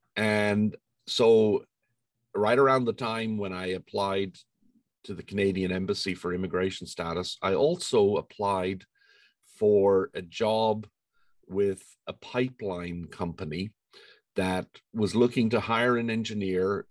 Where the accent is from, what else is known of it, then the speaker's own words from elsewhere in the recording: Ireland; moved away as an adult; I was born in Ireland and um, grew up there uh, through all of my schooling and my undergraduate degrees